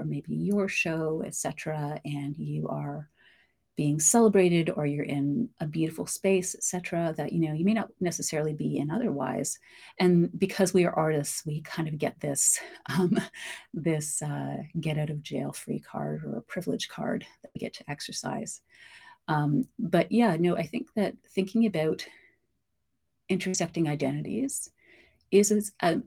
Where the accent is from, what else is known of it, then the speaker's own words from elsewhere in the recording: Canada; I am Black Canadian, we've been here since just before, and then around the Civil War, my family settled south of Chatham-Kent